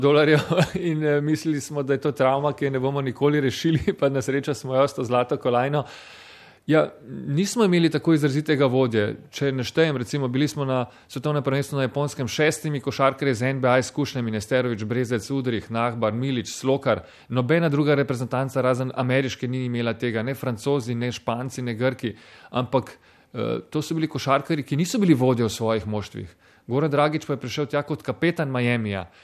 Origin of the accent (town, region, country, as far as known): Slovenia